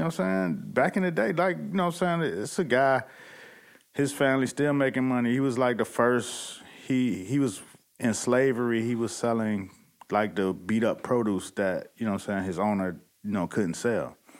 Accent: Miami, Florida, United States; I'm from Miami

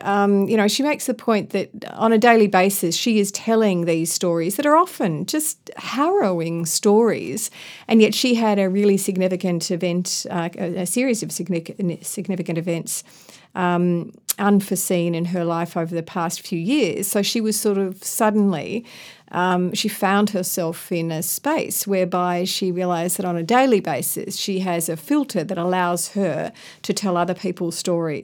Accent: Ballarat, Victoria, Australia; also born or lived in Melbourne / Sydney; I come from Melbourne, grew up in Ballarat

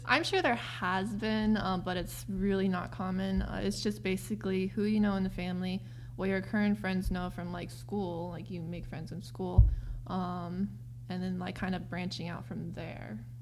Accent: United States; I was born in America. Um, my dad is white and my mom is Korean. Uh, but technically, I still grew up in a Korean culture at home

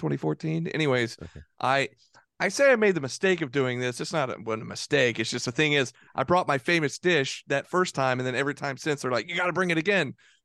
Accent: Tucker, Georgia, United States; So I grew up in Tucker, and anybody from around Georgia, around the Atlanta area, is probably familiar with where Tucker is. It's like Atlanta, and then Decatur, and then Tucker. a little more east.

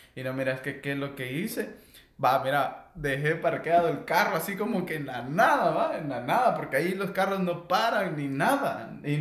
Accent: Guatemala; moved away; soy guatemalteco.

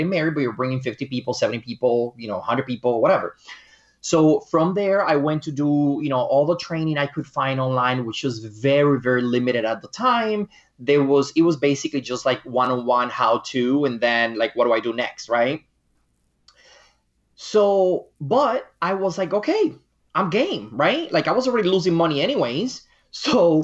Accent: Dominican Republic; my home country, which is the Dominican Republic.

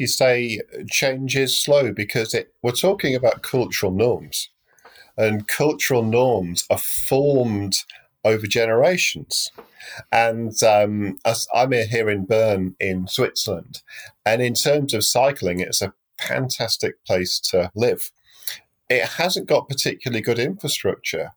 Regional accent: United Kingdom; moved away as an adult; also born or lived in London; now in Europe; I'm British, even though I live in Europe now

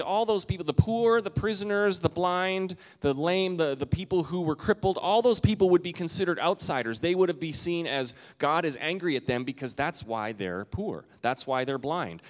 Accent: Canada; now in United States; I'm Canadian

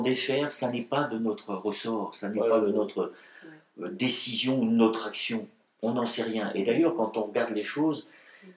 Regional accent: Breton, Brittany, France; je suis un breton, je suis un celte, je suis un gaulois.

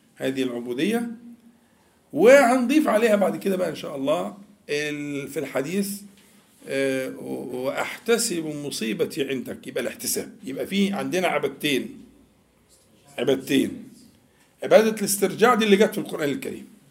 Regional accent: Egypt; احنا كمصريين بننطق الجيم بالطريقه دي

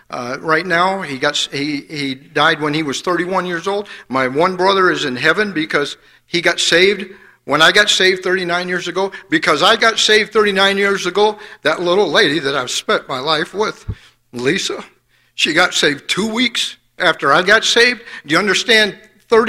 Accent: Fort Wayne, Indiana, United States; I grew up in Fort Wayne, Indiana

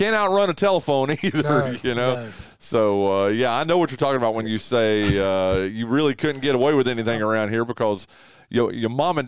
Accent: Wilkes County, North Carolina, United States; I graduated high school in 87, okay, and I'm from Wilkes County, which is the northwestern part of the state, and kind of a community like this.

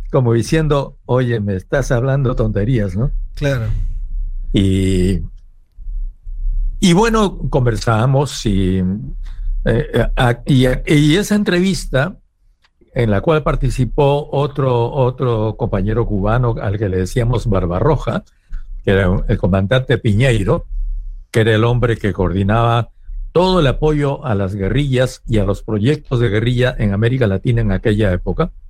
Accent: Peru

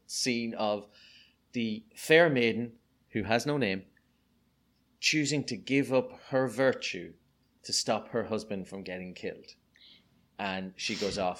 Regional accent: Ireland; accent: Irish; you may be able to tell from my accent, I'm Irish

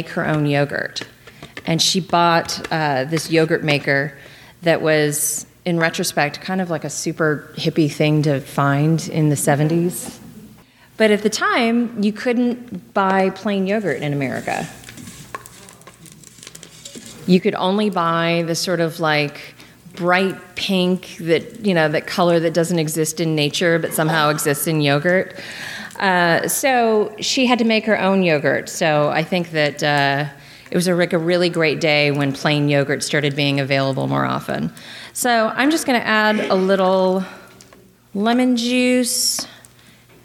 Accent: Lexington, Kentucky, United States; I grew up in Lexington, Kentucky

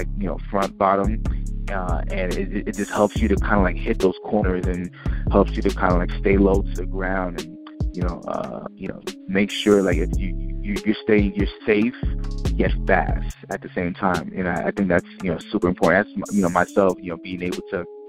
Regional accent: New York City, New York, United States; I was born and raised in New York City

